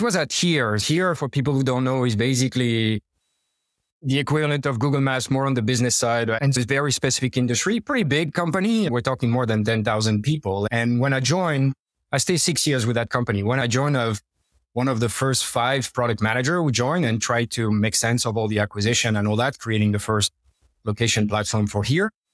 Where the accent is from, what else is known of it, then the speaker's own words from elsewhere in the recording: Normandy, France; English is a second language; moved away as an adult; I'm French, but I left French about 20 years ago. Born and raised in Normandy, northwest of French, by the sea